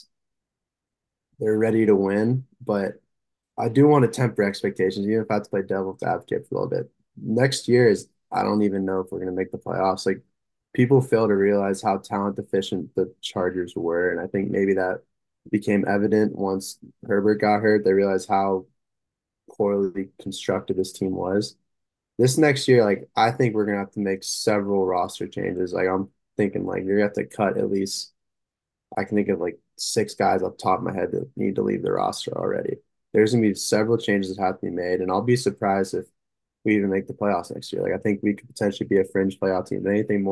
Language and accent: English; near El Segundo, California, United States; moved away; which is in El Segundo, which is really close to where I'm from